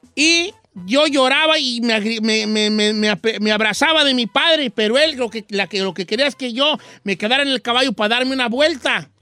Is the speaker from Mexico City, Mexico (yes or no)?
no; Michoacán, Mexico; yo soy de Michoacán